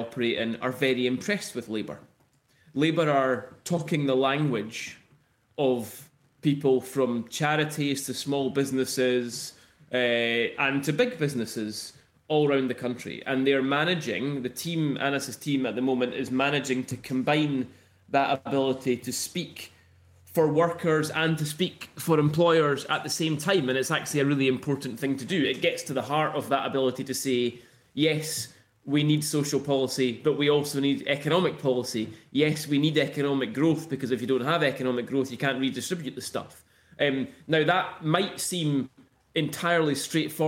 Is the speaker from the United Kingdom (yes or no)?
yes; Edinburgh, Scotland, United Kingdom; I'm from Edinburgh